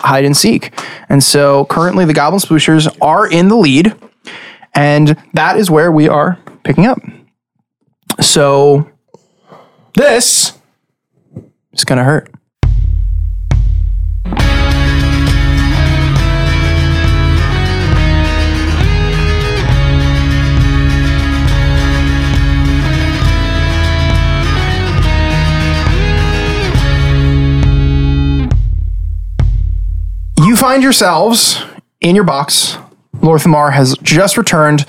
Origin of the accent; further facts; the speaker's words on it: Long Island, New York, United States; we are five guys from Long Island